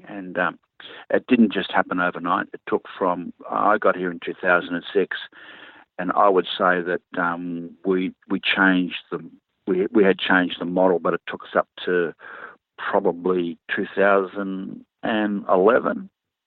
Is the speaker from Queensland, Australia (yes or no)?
no; Sydney, New South Wales, Australia; moved away as an adult; now in New Zealand; I grew up in Sydney.